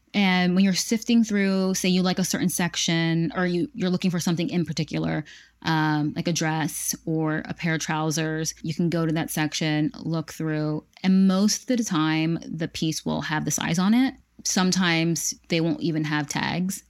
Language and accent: English; Pennsylvania, United States; I would tell them where I was from, Pennsylvania, um, America